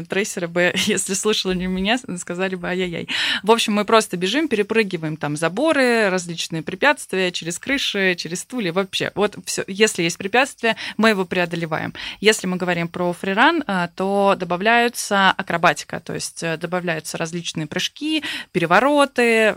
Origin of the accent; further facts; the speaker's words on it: Saint Petersburg, Russia; я вот сама из Санкт-Петербурга